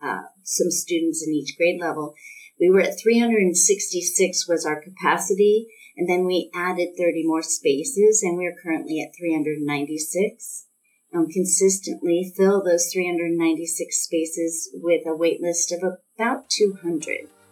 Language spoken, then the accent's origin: English; Thousand Oaks, California, United States; I grew up in the Thousand Oaks area